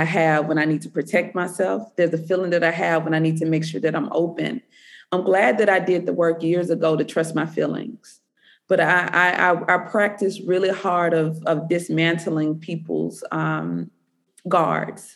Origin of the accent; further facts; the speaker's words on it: the South, United States; being a Southerner